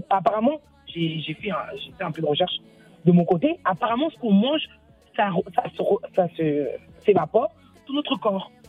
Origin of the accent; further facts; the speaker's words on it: Mali; also born or lived in Senegal; Moi, je suis malienne et sénégalaise.